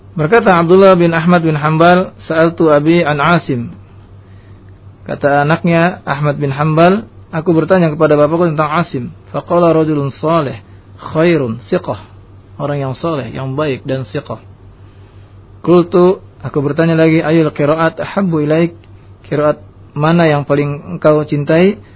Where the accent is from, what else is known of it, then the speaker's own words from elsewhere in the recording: Indonesia; negeri kita Indonesia